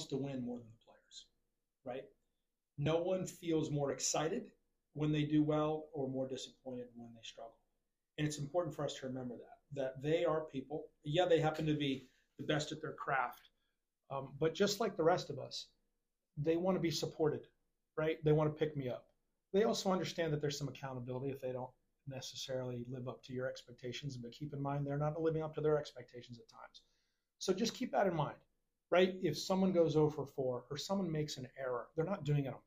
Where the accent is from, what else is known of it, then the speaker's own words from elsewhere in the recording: Charlotte, North Carolina, United States; moved away as an adult; also born or lived in Lowell, Massachusetts; now in Fort Myers, United States; I grew up in Charlotte, North Carolina